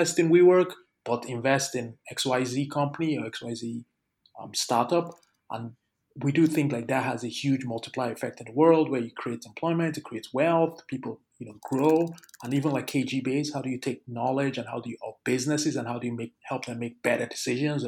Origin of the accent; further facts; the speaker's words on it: Lagos, Nigeria; moved away; So I grew up in Lagos and I actually grew up in one of the poorest parts of Lagos